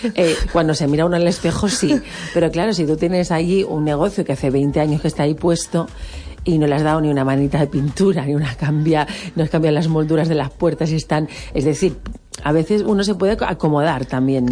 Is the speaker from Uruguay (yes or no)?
no; Balearic Islands, Spain; ¿Cómo somos los Baleares?